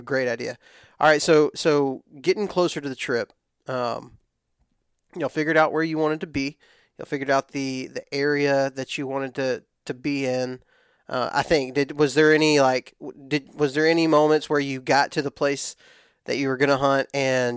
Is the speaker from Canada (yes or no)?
no; West Texas, United States; I'm from West Texas. Everything's really dry in West Texas